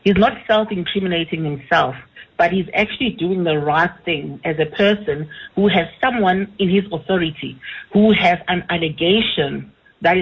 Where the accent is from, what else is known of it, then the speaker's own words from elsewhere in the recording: Klerksdorp, North West, South Africa; moved away; I'm born and bred in Matlosana from a very young age.